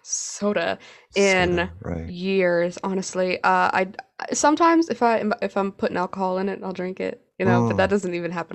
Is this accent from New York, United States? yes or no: no; Kentucky, United States; I am from Kentucky.